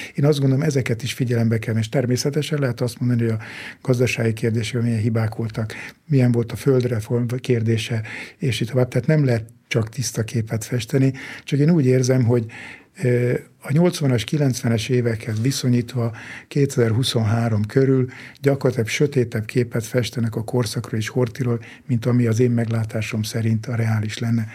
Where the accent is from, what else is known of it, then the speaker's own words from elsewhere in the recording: Hungary; Én egy vidéki kis faluba születtem, ott nőttem föl